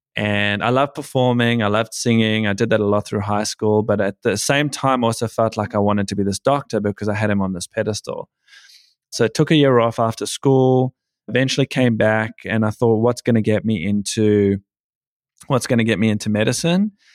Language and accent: English; Johannesburg, Gauteng, South Africa; now in Sydney, Australia; So, I live in Sydney, Australia, but I was born in Johannesburg, South Africa. So, I've been in Australia now since the end of ninety-six